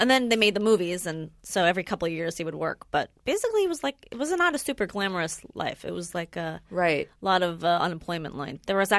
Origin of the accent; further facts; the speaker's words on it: Los Angeles, California, United States; I'm from, like, 5 minutes away. I'm from North Hollywood. Oh. Believe it or not. Born and raised.